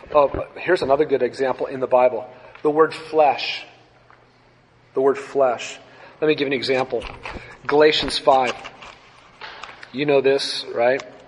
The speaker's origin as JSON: {"language": "English", "country": "United States", "said": "growing up in the United States of America"}